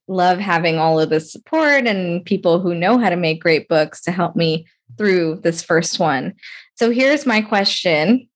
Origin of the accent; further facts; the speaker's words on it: Las Vegas, Nevada, United States; I grew up in Las Vegas, Nevada also